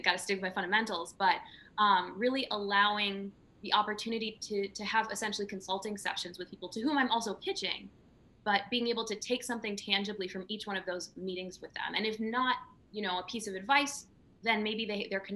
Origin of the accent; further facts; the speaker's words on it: rural Minnesota, United States; I grew up in a trailer park in rural Minnesota